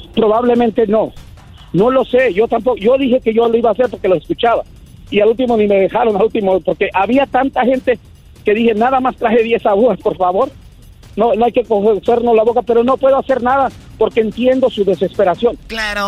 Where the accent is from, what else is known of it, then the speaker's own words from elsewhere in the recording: Michoacán, Mexico; also born or lived in United States; soy de Michoacán